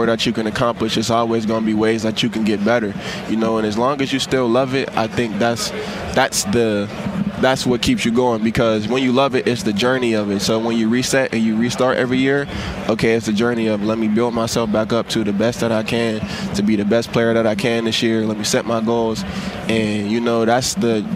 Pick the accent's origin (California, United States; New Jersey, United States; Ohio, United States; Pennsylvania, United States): Pennsylvania, United States; Pittsburgh; moved away as an adult; now in Buffalo, United States; I've lived in Pittsburgh all my life. Buffalo's the first city that I've lived in for multiple years outside of my hometown